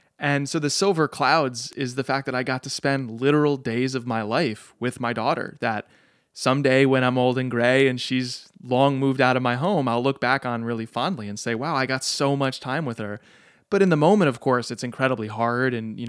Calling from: Cambridge, Massachusetts, United States; I live in Cambridge, Massachusetts, just over the river from Boston.

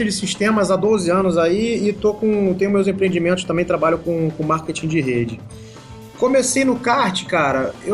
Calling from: Rio de Janeiro, Brazil; Falo aqui do Rio de Janeiro, na Ilha do Governador.

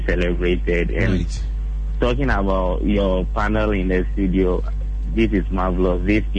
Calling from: Ashaiman, Greater Accra, Ghana; calling from Ashaman.

